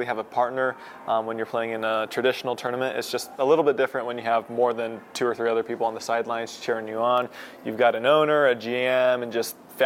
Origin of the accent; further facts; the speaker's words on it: Utah, United States; I'm from Utah